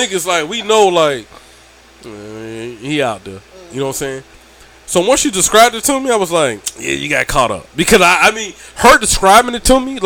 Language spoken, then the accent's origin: English; Georgia, United States; I'm still from Georgia now